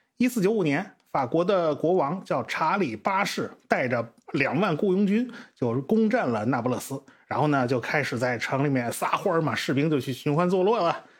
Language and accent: Chinese; China; 我们中国人